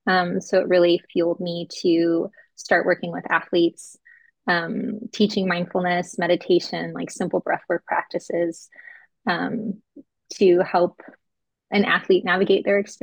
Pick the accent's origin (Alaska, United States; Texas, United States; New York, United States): Alaska, United States; I'm from Alaska, so it's always interesting the freakouts, cold weather freakouts in Southern California.